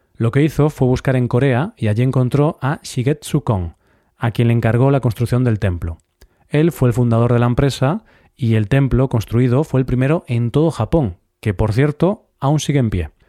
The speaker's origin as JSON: {"language": "Spanish", "town": "Vigo", "region": "Galicia", "country": "Spain", "tie": "born or raised there", "said": "mi ciudad natal, Vigo"}